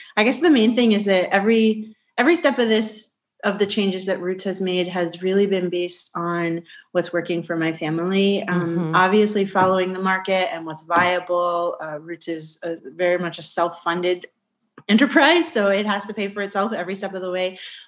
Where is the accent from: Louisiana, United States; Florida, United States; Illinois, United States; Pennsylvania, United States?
Pennsylvania, United States; Carlisle; And so I'm from Central PA. And so we moved back here to Carlisle, home to my roots, which is how we got our name.